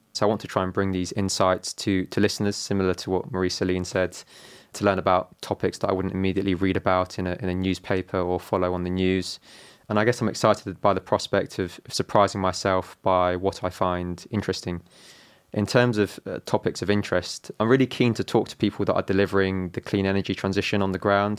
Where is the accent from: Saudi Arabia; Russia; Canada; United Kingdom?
United Kingdom; London; I'm from London. My mum is from Italy. My dad is from Hong Kong